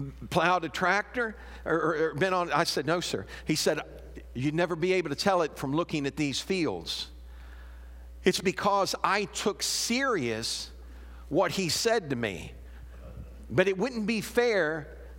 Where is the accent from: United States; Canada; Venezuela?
United States; Chicago, Illinois; moved away; I'm from Chicago